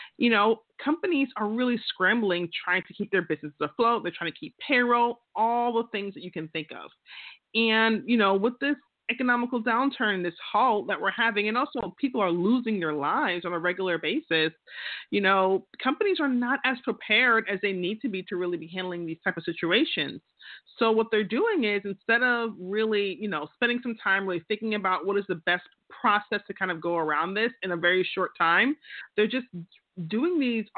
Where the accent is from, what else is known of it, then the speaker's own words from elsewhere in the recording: Queens, New York, United States; I'm from Queens. That's how we do things, you know? We just talk.